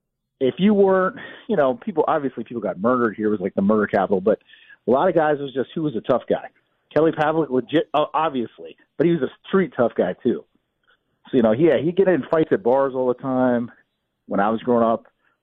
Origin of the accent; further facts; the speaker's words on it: American Samoa; born there; I was born in American Samoa. My aunt lived there.